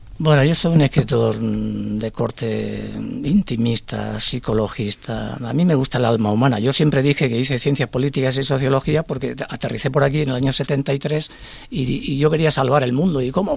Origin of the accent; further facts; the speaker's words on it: Extremadura, Spain; now in Madrid, Spain; mi tierra, de mi infancia